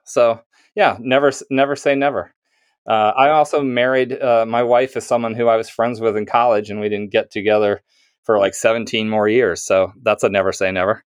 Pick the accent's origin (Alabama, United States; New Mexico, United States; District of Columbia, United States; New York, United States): Alabama, United States; near Mobile; moved away as an adult; also born or lived in Massachusetts / Philadelphia; now in Philadelphia suburbs, United States; I grew up in Alabama, like, all, all my eighteen years, and then I went to college in Massachusetts